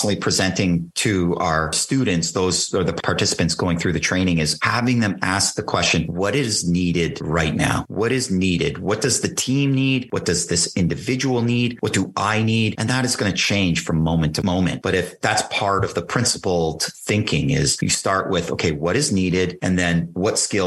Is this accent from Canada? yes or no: yes; Canada; I'm a Canadian kid, and in in Canada, we have a far different perception